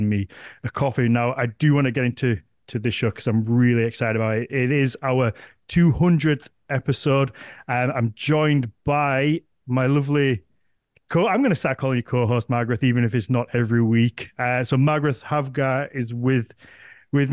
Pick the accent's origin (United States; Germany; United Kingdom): United Kingdom; the north of England; accent: northern; my little northern accent